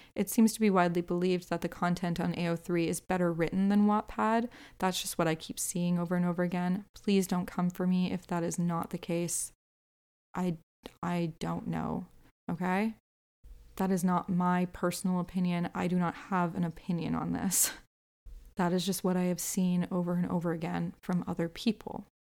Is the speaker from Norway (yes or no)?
no; Canada; I'm also Canadian